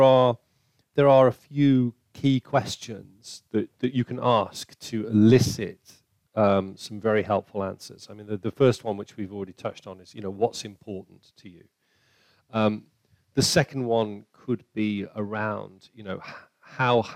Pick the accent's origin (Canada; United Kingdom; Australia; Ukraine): United Kingdom; we're British